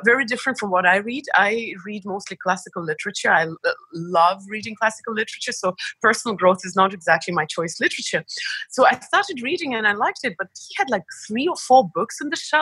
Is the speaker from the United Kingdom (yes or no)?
no; Estonia; moved away as an adult; also born or lived in Belarus / United States; But I was only born there, and that was before the explosion. And then I lived the majority of my life in Estonia